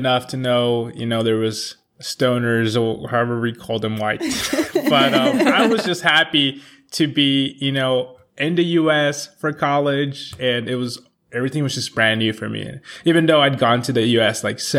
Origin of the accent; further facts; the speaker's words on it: Honduras; moved away as an adult; also born or lived in Tegucigalpa, Honduras / La Ceiba, Honduras / Conway, Arkansas, United States / Memphis, United States; I grew up in Honduras. I was born in the capital, and then my parents got divorced, so I moved to the coast with my mom.